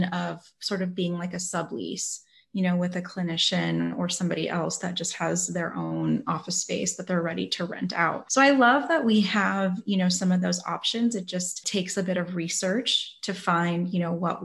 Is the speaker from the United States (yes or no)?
yes; California, United States; now in Florida, United States; I'm from California, currently live in Florida right now